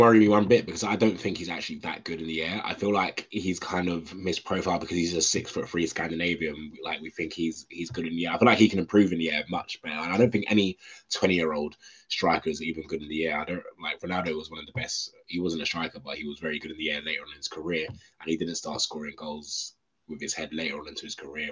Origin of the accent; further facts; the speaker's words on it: London, United Kingdom; I'm one of them London-born United fans